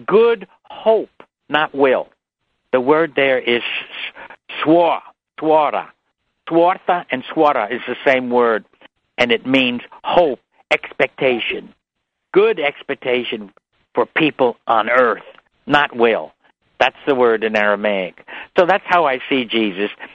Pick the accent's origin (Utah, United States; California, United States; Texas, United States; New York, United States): New York, United States; New York City; I was brought up in New York City